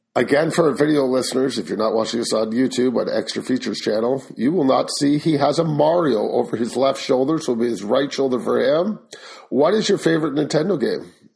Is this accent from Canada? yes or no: yes; Canada; I am Canadian